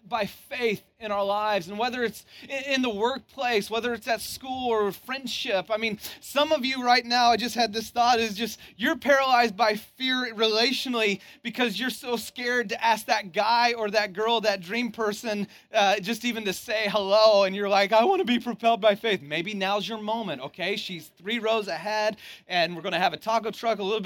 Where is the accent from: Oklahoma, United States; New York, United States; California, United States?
California, United States; Santa Cruz; I'm from Santa Cruz originally